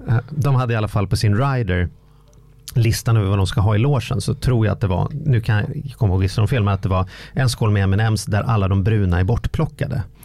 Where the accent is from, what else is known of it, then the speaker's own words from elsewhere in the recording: Sweden; min identitet som svensk